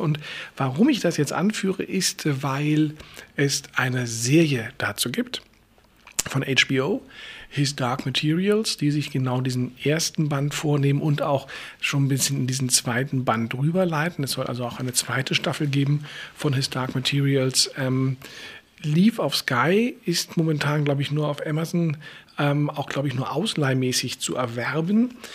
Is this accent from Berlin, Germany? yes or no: yes; Berlin, Germany; als Berliner ist man ja eh schon so drauf